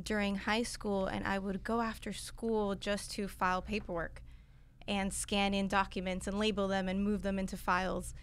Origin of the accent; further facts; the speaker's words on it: Miami, Florida, United States; I grew up in Miami, born and raised